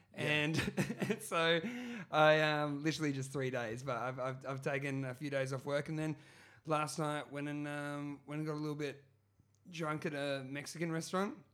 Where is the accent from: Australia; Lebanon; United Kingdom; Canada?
Australia; Brisbane, Queensland; where I grew up in Brisbane and Moreton Bay, home of the Moreton Bay Bugs.